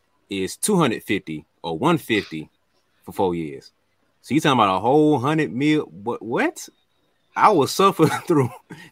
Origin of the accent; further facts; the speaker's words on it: the South, United States; It ain't too bad. I like the South. I'm from the South.